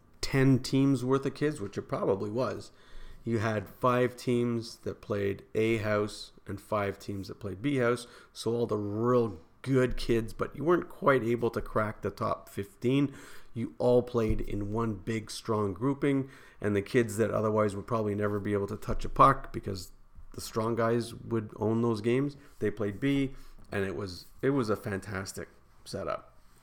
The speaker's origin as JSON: {"language": "English", "town": "Montreal", "region": "Quebec", "country": "Canada", "tie": "born or raised there", "said": "When I grew up in the West Island"}